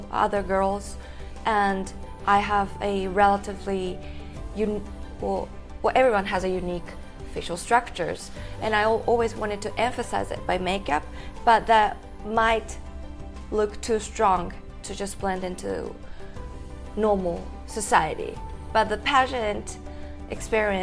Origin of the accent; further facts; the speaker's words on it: Gunma, Japan; English is a second language; also born or lived in Oregon, United States; I'm from Gunma.